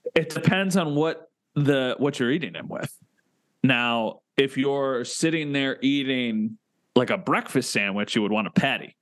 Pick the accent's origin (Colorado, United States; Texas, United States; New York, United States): New York, United States; Buffalo; I'm from Buffalo.